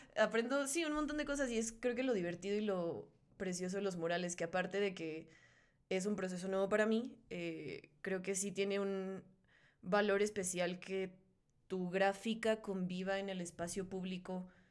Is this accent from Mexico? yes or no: yes; Mexico; mexicana, porque pues, soy mexicana